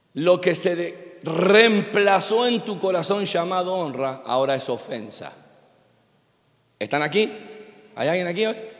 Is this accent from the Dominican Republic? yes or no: no; Argentina; also born or lived in Miami; como buen argentino